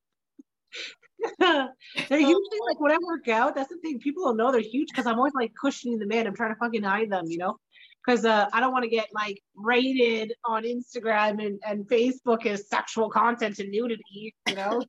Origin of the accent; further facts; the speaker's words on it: Scotland, United Kingdom; I'm Scottish